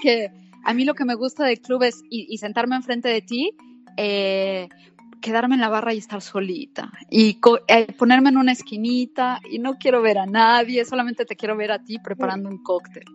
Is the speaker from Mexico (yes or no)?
yes; Mexico; moved away; soy mexicana, se extraño un poquito los sabores de mi tierra